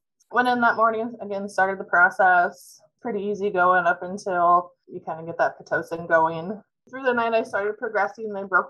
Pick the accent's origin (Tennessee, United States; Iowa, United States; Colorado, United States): Iowa, United States; Mediapolis; So I'm actually originally from Mediapolis, which is down by Burlington.